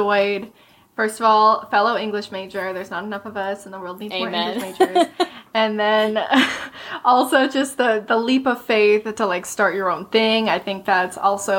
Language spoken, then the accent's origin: English; Florida, United States; I grew up in Florida, but my mom's side of the family still lives in Charleston